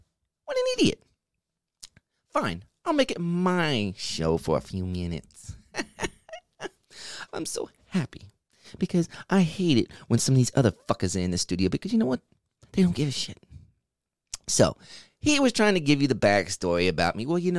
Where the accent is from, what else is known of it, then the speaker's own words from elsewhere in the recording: East Coast, United States; I'm from the East Coast. That's all you need to know.